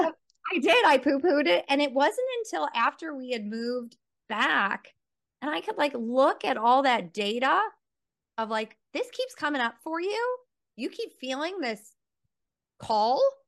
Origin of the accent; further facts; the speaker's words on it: Chicago, Illinois, United States; moved away as an adult; now in Johannesburg, South Africa; I'm someone who grew up in a suburb of Chicago